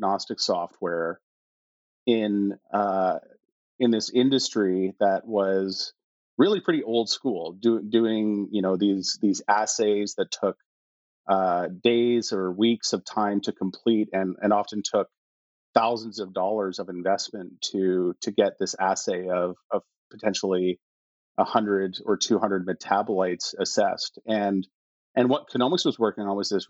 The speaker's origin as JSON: {"language": "English", "town": "Edmonton", "region": "Alberta", "country": "Canada", "tie": "born or raised there", "also_born_or_lived": "Toronto", "said": "I really grew up in Edmonton, went to junior high and high school in Edmonton"}